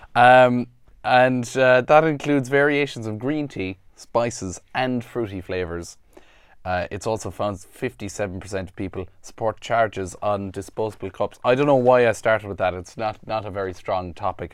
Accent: Ireland; because I'm Irish, I have, you know, I'm covered insurance-wise, 'cause I'm from here

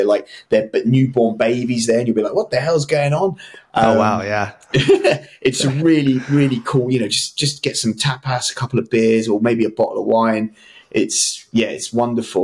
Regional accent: London, United Kingdom; I'm from London

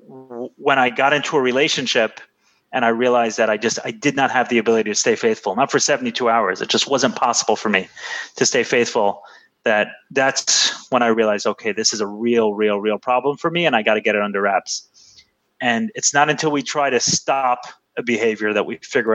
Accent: New York City, New York, United States; I grew up in Brooklyn in the 90s

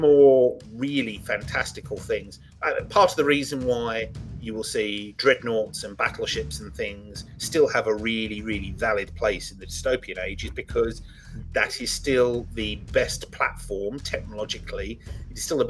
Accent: England, United Kingdom; I'm English

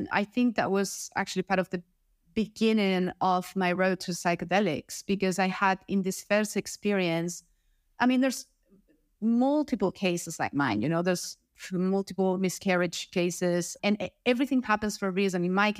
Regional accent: Spain; I come from Spain in Europe, and I work in sales.

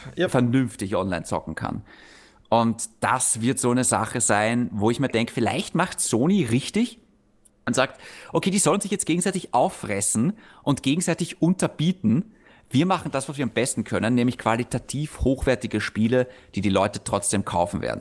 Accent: Austria; für uns in Österreich

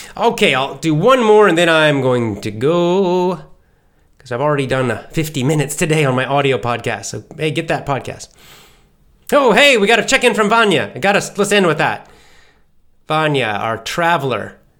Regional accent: Southeast United States, United States; accent: standard American; I can do a bit of a Southern American accent, the Southeast part of the United States, 'cause I grew up there

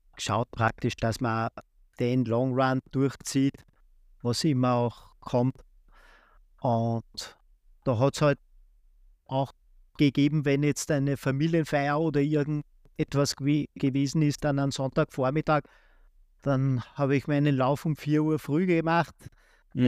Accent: Austria; der erste Marathon war in Linz, also 70 Kilometer von meiner Heimatstadt

